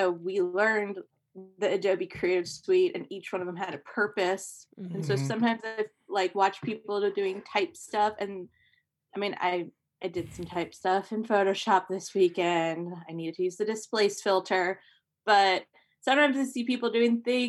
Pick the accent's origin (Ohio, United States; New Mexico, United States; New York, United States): Ohio, United States; I grew up in Ohio.